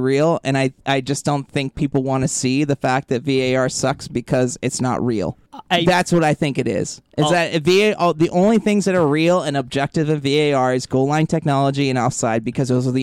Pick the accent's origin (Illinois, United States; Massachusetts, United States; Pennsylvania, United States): Massachusetts, United States; Lynn; I'm from Lynn